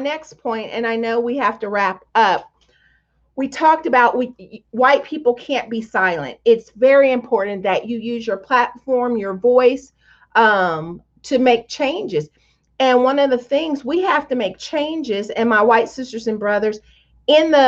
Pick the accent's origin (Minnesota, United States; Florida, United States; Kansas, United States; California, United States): Kansas, United States; Tonganoxie; I grew up in Tonganoxie, Kansas